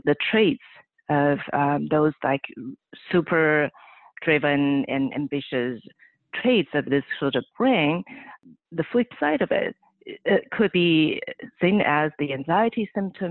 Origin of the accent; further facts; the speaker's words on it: Taiwan; moved away as an adult; now in California, United States; I was born and raised on the island country of Taiwan.